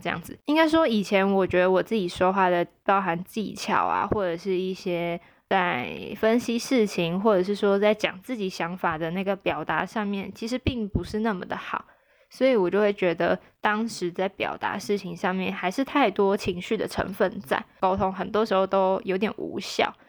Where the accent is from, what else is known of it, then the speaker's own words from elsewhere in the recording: Taichung, Taiwan; moved away; 没有回台中，我的老家